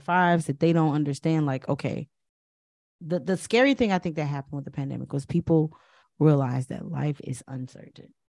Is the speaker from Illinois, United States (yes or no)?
yes; Chicago, Illinois, United States; I also was from the West Side